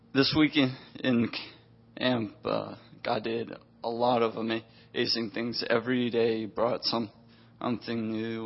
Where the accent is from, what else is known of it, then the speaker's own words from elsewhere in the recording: the South, United States; I was raised in the South